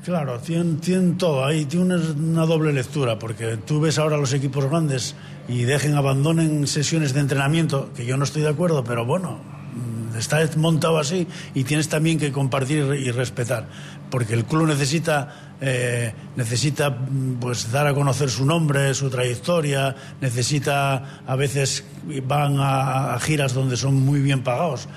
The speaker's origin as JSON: {"language": "Spanish", "region": "Asturias", "country": "Spain", "said": "como asturiano y como profesor de educación física"}